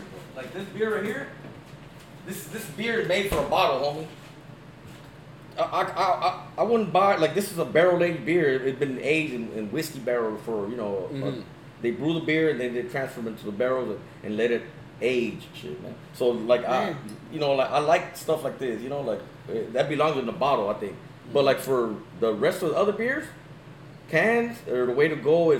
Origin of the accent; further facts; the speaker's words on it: Los Angeles, California, United States; also born or lived in Compton, California; I'm from South Central LA, you know, born and raised. I was born here in Compton and lived in South Central and moved back to Compton.